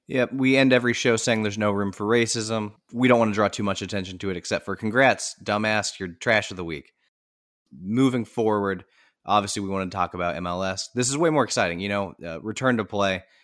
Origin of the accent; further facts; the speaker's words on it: United States; as an American sports fan.